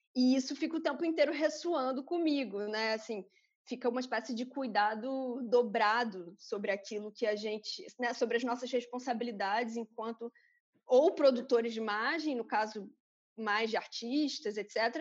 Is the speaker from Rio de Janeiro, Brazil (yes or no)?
yes; Rio de Janeiro, Brazil; E eu cresci em Campo Grande a vida toda, só saí de Campo Grande quando entrei na universidade